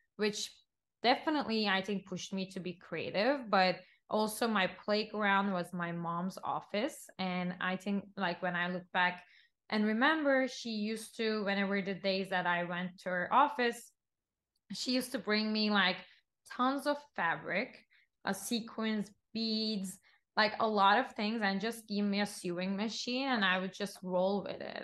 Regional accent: Istanbul, Turkey; moved away as an adult; also born or lived in Los Angeles; now in New York, United States; I'm Turkish, born and raised in Istanbul, Turkey, and been in the States for the past decade, I would say almost

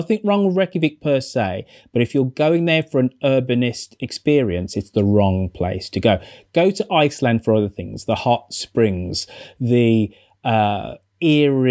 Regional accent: Birmingham, West Midlands, United Kingdom; my hometown of Birmingham. Claire, have I ever told you I'm from Birmingham

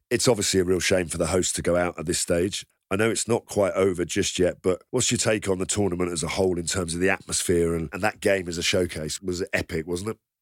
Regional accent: England, United Kingdom; I'm English.

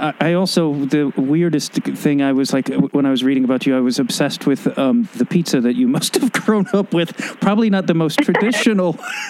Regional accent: Chicago, Illinois, United States; Chicago. So I'm sure we'll have that.

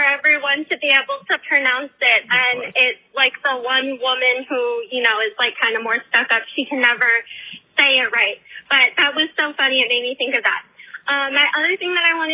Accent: Maryland, United States; I'm from Maryland

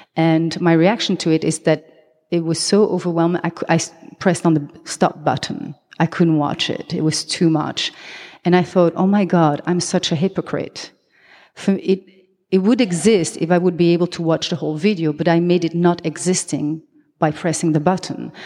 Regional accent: Belgium; accent: French; first language French; English is a second language; also born or lived in Colombia; now in Amsterdam, Netherlands; I am half Belgian, half Colombian. Therefore, I have this, uh, Latin name. But my mother tongue is French. That's the accent you hear.

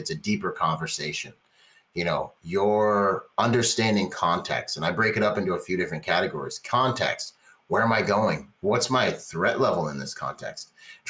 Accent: California, United States; I grew up in Orange County, California

